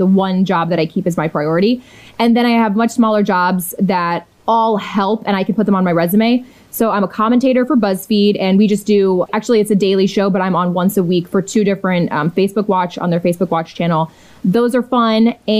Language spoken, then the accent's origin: English; Washington, District of Columbia, United States; my hometown, DC, which is where I'm at now.